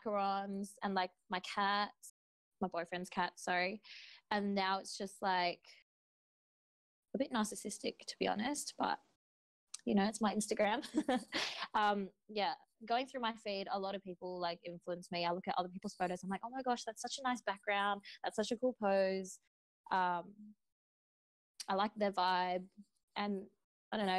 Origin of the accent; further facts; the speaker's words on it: Sydney, New South Wales, Australia; I'm from Sydney, Australia